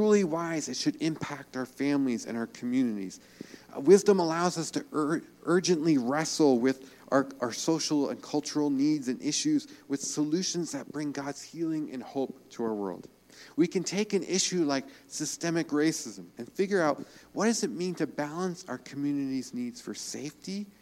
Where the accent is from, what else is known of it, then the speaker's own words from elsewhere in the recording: New York, United States; I'm from New York